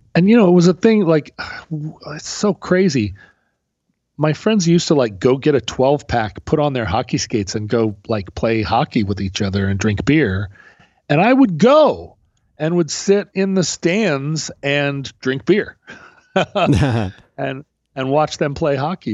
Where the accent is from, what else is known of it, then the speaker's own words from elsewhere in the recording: Alaska, United States; growing up in Alaska